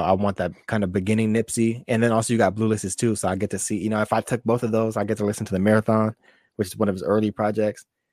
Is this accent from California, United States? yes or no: yes; California, United States; we're from California